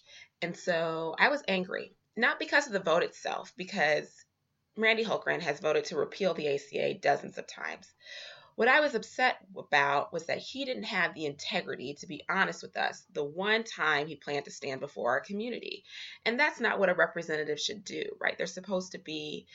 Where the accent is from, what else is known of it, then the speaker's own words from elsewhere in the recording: Naperville, Illinois, United States; I grew up in this town called Naperville in northern Illinois